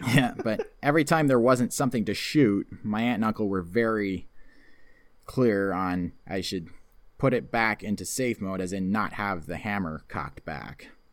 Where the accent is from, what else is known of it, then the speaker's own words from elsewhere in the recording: Canada; also born or lived in near Toronto; I'm living in the section of Canada that's very Americanized. I mean, I live close to Toronto